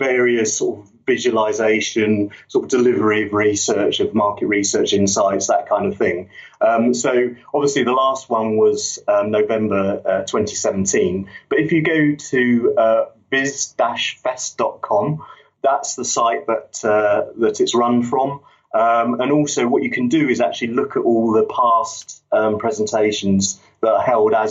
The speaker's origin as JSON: {"language": "English", "region": "London", "country": "United Kingdom", "tie": "born or raised there", "moved": "as an adult", "lives_now": "Yorkshire, United Kingdom", "said": "I grew up in London"}